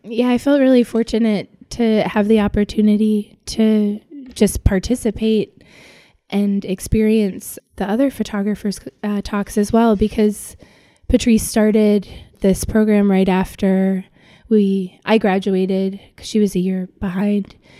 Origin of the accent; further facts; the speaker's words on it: Los Angeles, California, United States; also born or lived in New York; I grew up in Los Angeles, where I live now